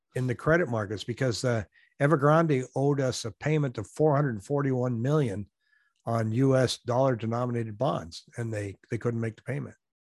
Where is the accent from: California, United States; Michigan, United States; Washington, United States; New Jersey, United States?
Washington, United States; now in Arizona, United States; I'm from Washington State